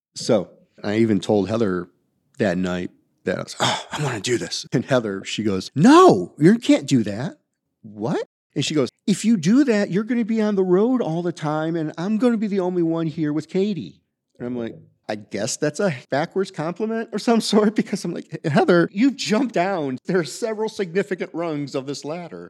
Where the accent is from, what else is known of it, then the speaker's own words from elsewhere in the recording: Toledo, Ohio, United States; now in Atlanta, United States; I grew up in Toledo, Ohio.